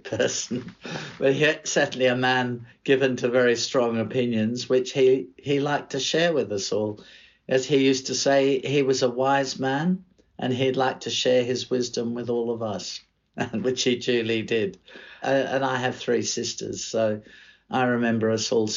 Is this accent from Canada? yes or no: no; Australia; moved away as an adult; now in London, United Kingdom; being an Australian